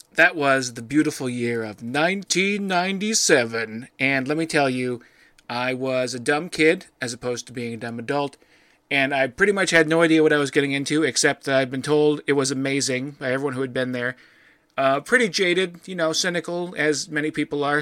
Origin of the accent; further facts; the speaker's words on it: Midwest, United States; being a Midwesterner